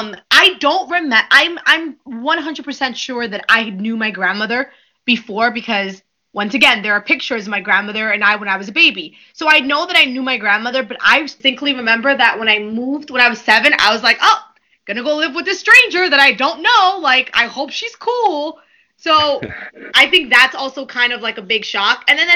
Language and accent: English; New York, United States; also born or lived in Dominican Republic; I was born in New York. I moved to the Dominican Republic when I was probably about 2 months old. I know that I came to the U.S. before I turned 7